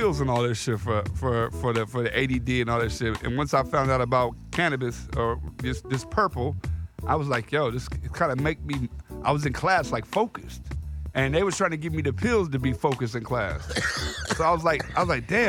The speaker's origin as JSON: {"language": "English", "town": "Oakland", "region": "California", "country": "United States", "tie": "born or raised there", "also_born_or_lived": "Los Angeles", "said": "born in L.A., raised in Oakland, East Oakland"}